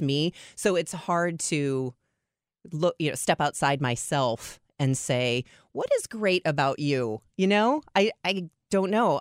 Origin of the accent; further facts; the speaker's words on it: Chicago, Illinois, United States; now in Saint Louis, United States; I grew up in Chicago